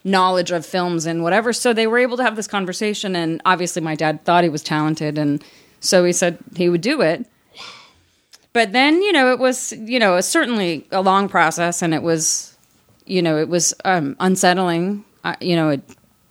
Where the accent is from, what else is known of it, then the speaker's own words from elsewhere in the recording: Beverly Hills, California, United States; I grew up in Los Angeles